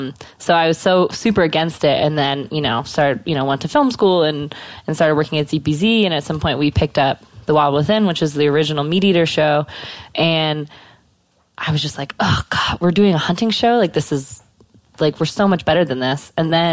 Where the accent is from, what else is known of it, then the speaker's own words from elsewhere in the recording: the South, United States; now in Bozeman, United States; I grew up in the South